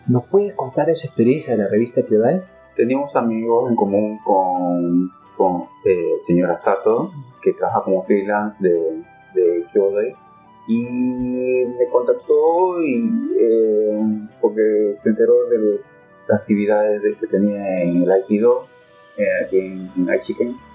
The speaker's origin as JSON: {"language": "Spanish", "region": "Lima", "country": "Peru", "tie": "born or raised there", "moved": "as an adult", "lives_now": "Japan", "said": "soy peruano de nacimiento, nací en Lima Cercado, eh, llevo ya, llegué a Japón en el 91"}